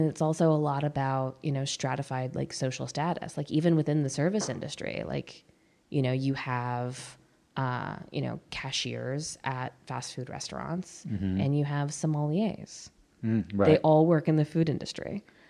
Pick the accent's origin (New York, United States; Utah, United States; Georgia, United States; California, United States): New York, United States; I talk about being a soldier's daughter. I talk about being a New Yorker.